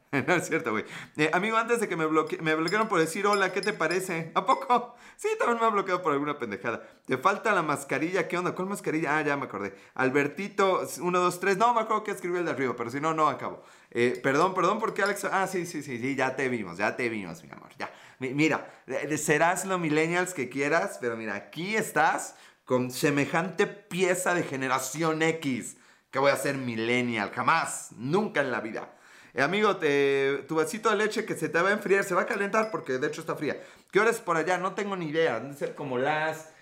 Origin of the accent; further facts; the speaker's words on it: Puebla, Mexico; Puebla, México